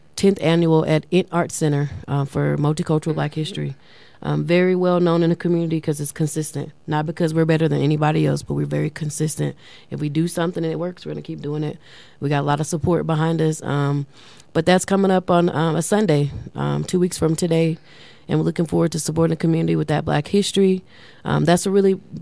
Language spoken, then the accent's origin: English; Louisiana, United States; now in Colorado Springs, United States; I'm from Louisiana